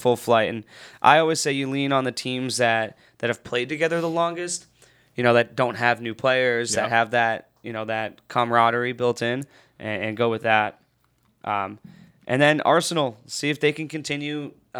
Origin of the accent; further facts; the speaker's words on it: Ireland; And I am Irish, so that would be fun.